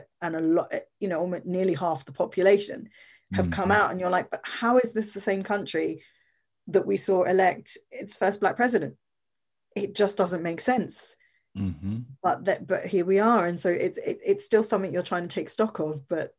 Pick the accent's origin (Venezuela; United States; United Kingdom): United Kingdom; England; Well, it's interesting, because in England, where America goes, we can normally say that England's going to follow in a little bit. And so you got Trump, and then we got Boris Johnson